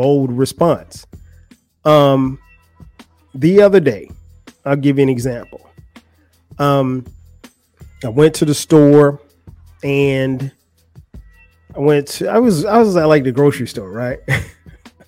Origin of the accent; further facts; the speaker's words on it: Florence, South Carolina, United States; moved away as an adult; now in Atlanta, United States; I'm from Florence, South Carolina. That's where I'm from. That's where I went to school.